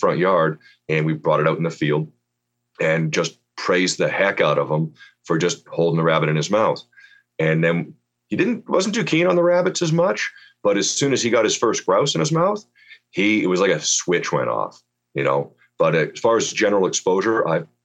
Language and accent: English; outside of Vancouver, British Columbia, Canada; moved away as an adult; now in Kelowna, Canada; I grew up outside of Vancouver, British Columbia, and I had a dog and no hunting